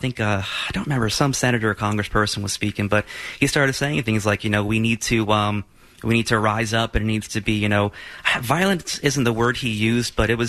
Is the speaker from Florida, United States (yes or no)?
yes; Florida, United States; I'm from Florida.